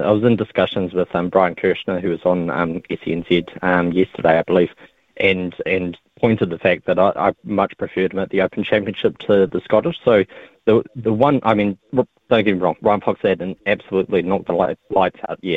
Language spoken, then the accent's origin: English; Dubai, United Arab Emirates; I grew up in Dubai and I, I had the opportunity when I was there to, that's really where I fell in love with golf